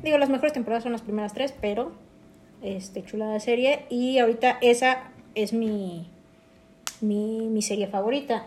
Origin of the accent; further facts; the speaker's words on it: Mexico City, Mexico; somos oriundos de la Ciudad de México.